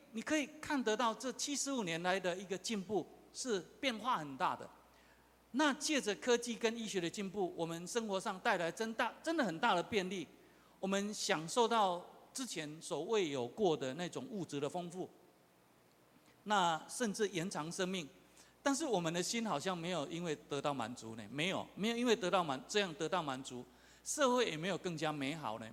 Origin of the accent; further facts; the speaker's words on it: southern Taiwan, Taiwan; first language Taiwanese Hokkien; Chinese is a second language; 我是乡下人，也是在南部长大